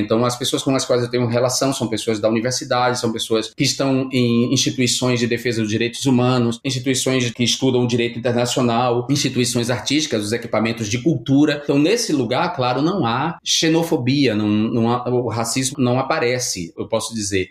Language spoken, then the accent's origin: Portuguese; Brazil; moved away as an adult; now in Barcelona, Spain; ninguém me identifica como brasileiro de imediato